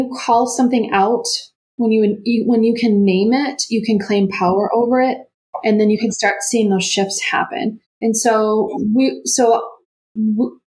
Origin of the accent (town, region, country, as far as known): Rochester, Minnesota, United States; born or raised there